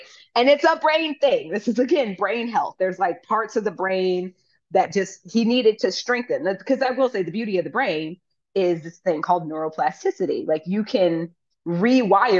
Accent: United States; as an American who has lived abroad

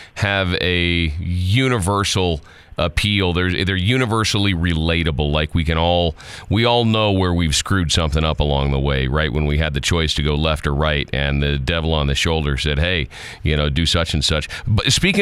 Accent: South Texas, United States; moved away; I grew up down in South Texas where it's all about brisket

